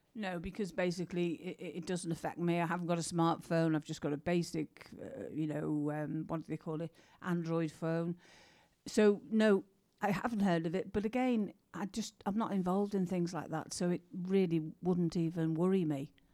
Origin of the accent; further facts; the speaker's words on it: England, United Kingdom; we're English